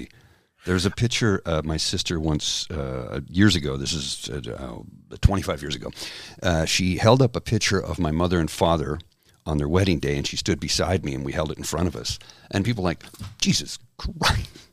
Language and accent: English; Canada; also born or lived in Ottawa; as a Canadian